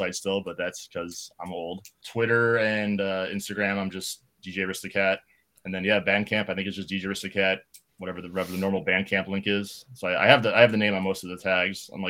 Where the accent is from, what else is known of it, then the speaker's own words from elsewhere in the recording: Chicago, Illinois, United States; now in Los Angeles, United States; growing up in Chicago